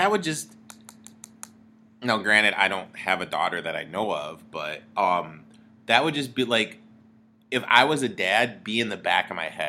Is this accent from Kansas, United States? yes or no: no; Michigan, United States; I grew up in Michigan.